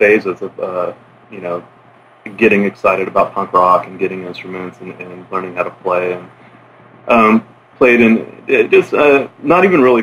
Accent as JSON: {"language": "English", "area": "Olympic Peninsula", "region": "Washington", "country": "United States", "tie": "born or raised there", "also_born_or_lived": "Ouzinkie, Alaska", "said": "I grew up mostly on the Olympic Peninsula, which is a big peninsula to the west of Seattle and Puget Sound."}